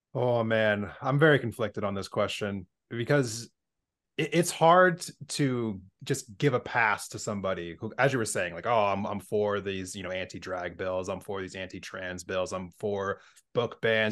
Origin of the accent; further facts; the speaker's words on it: Pennsylvania, United States; now in Montana, United States; growing up in Pennsylvania before I moved to Montana